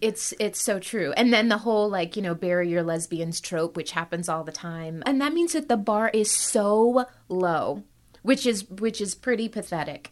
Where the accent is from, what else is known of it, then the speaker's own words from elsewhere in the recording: Birmingham, Alabama, United States; moved away; also born or lived in New York City; I grew up in Birmingham, Alabama, and I was already a biracial girl of color